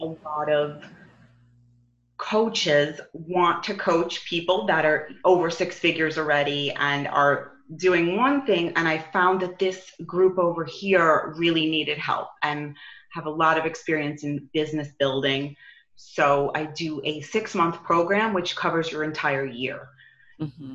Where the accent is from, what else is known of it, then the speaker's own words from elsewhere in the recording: New York, United States; now in Arizona, United States; I'm from New York